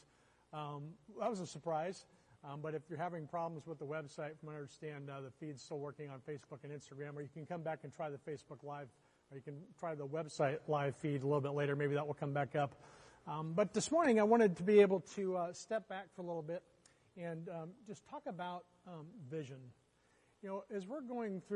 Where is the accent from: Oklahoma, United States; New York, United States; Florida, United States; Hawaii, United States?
Oklahoma, United States; I grew up in Oklahoma